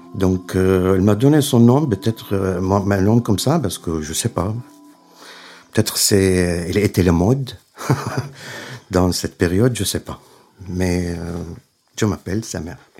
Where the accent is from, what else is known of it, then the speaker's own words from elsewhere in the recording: Aleppo, Aleppo Governorate, Syria; French is a second language; moved away as an adult; also born or lived in Burgundy, France; now in Lyon, France; je suis, je viens de Syrie